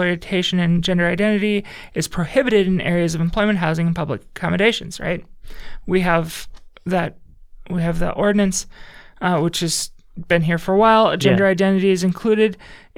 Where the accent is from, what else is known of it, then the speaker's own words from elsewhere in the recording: Northwest Indiana, United States; now in Bloomington, United States; so I grew up in Northwest Indiana by Chicago, like 3 miles from the Illinois